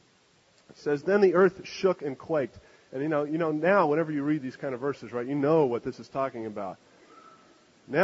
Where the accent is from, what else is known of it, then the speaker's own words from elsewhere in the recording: Canada; moved away; I'm from Canada.